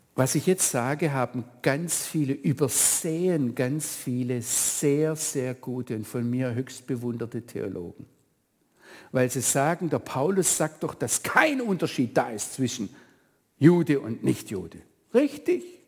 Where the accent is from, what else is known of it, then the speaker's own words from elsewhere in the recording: Germany; now in Israel; wir uns Deutsche